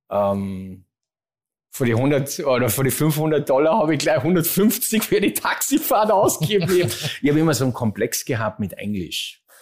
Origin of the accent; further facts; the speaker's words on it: Hintertal, Salzburg, Austria; hat in Hintertal bei Maria Alm, wo ich herkomme, eine Zweitwohnung